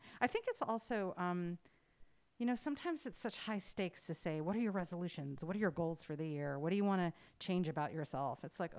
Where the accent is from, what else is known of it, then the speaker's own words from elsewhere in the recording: United States; moved away; to be abroad as an American